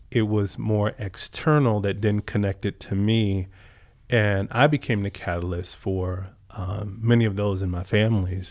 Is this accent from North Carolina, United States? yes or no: no; Southern Virginia, United States; growing up in Southern Virginia